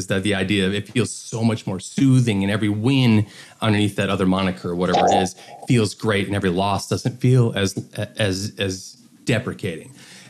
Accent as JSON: {"language": "English", "town": "Detroit", "region": "Michigan", "country": "United States", "said": "I'm from Detroit. I'm here in Detroit right now."}